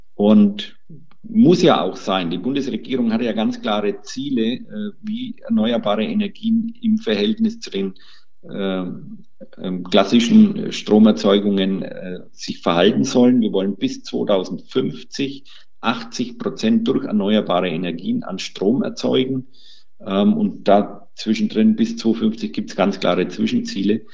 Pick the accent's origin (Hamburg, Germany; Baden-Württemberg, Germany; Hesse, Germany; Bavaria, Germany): Bavaria, Germany; Bei uns in Bayern